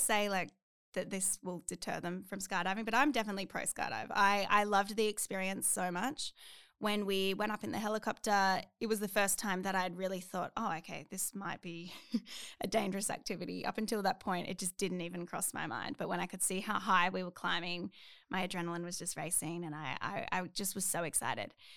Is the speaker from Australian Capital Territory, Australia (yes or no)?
yes; Canberra, Australian Capital Territory, Australia; moved away as an adult; now in Queensland, Australia; I'm from Canberra, and I lived there for twenty-one years, my whole life